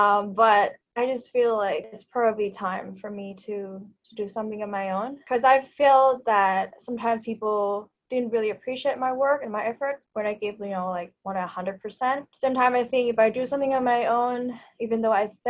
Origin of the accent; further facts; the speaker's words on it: Bangkok, Thailand; first language Thai; English is a second language; also born or lived in Vancouver, Canada / Victoria, Canada; I am a native Thai speaker. I was born and raised in Bangkok.